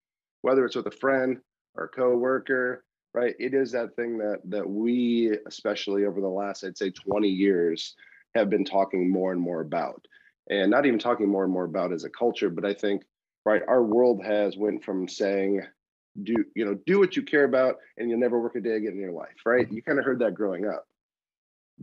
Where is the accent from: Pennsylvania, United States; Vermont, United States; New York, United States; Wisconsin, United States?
Wisconsin, United States; moved away as an adult; now in Ohio, United States; I grew up in Wisconsin. I moved to Ohio to change my life